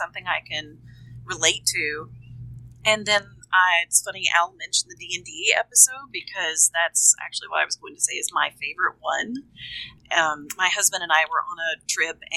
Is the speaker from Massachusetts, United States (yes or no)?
no; Kentucky, United States; now in Nashville, United States; I'm from Kentucky, and I live in Nashville, Tennessee now